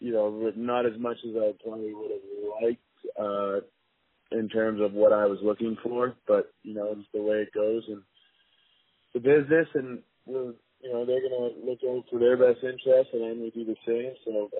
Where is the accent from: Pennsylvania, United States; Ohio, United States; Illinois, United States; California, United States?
Pennsylvania, United States; Philadelphia; So I'm, this is my hometown, and, you know, I love Philly sports and love cheering for the Eagles on Sunday.